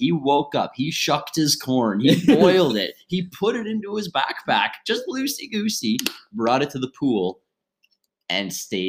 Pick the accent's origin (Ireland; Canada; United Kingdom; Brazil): Canada; near Killaloe, Ontario; invented in my hometown, the next town over.